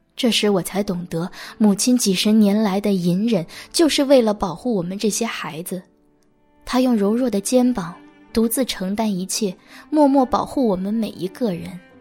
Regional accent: China; moved away as an adult; also born or lived in United States; 我们中国人

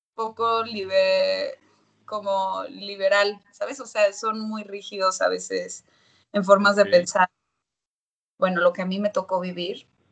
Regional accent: Monterrey, Nuevo León, Mexico; moved away as an adult; also born or lived in Mexico City; cuando ya llegué yo a la Ciudad de México, soy de Monterrey, y llegué a los 18 años

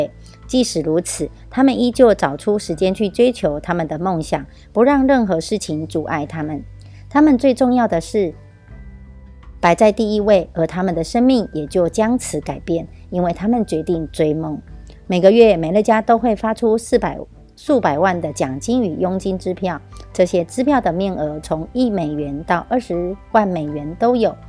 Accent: Miaoli County, Taiwan; 我是苗栗的

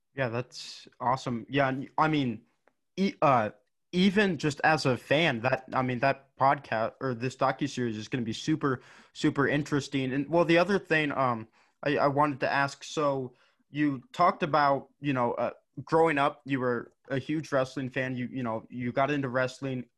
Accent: Gillette, Wyoming, United States; I'm from Wyoming, and, and our high school, or the high school in, in Gillette, Wyoming

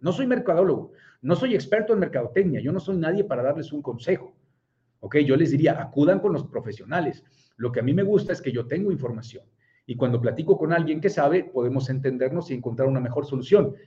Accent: Puebla, Mexico; yo soy de Puebla

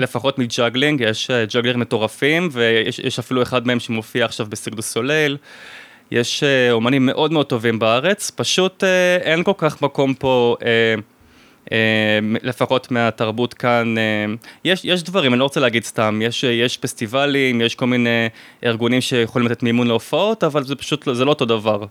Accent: Israel; moved away as an adult; also born or lived in France; אני ועוד שני ישראלים

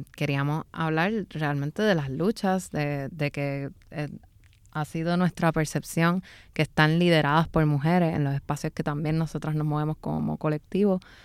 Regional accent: San Juan, Puerto Rico; yo viví en Santurce por mucho tiempo y me crié en Santurce

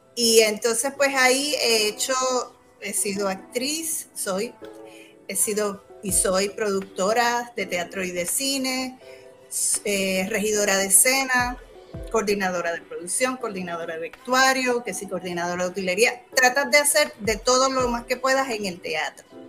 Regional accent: Humacao, Puerto Rico; also born or lived in New York; Soy de Humacao, humacaeña.

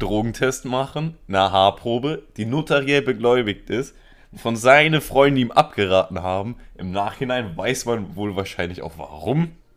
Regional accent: Spain; Ich bin Spanier.

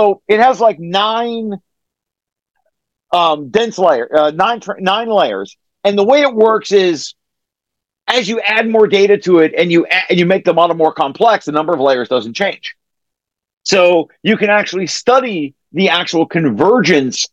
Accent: Ohio, United States; I have a French name, but I'm not French. I'm from Ohio

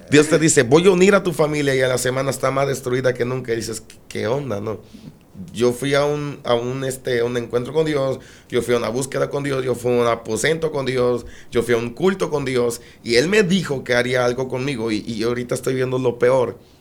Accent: Minatitlán, Veracruz, Mexico; nacimos en Minatitlán, Veracruz. En Minatitlán, Veracruz somos originarios de allá.

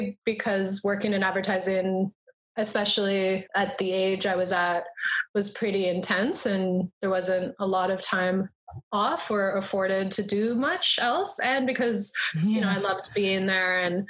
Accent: Ontario, Canada; moved away as an adult; also born or lived in Brisbane, Australia; now in Hamilton, Canada; I am Canadian and went to school around these areas. Like I went to a school in London, Ontario, and then to Sheridan and OCAD

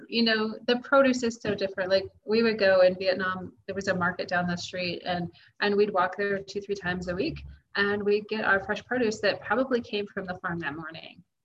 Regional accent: United States; moved away as an adult; my life as an American living in America.

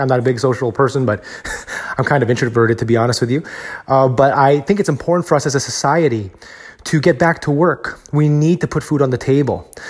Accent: Texas, United States; I'm from Texas, where I'm very fortunate to be in a state where the economy is very strong here as well

